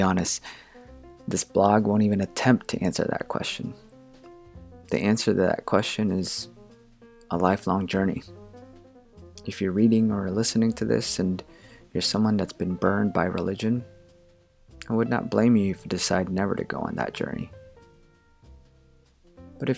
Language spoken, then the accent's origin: English; Philippines; moved away; I grew up in the Philippines, and in that country, Christmas lasted 3 months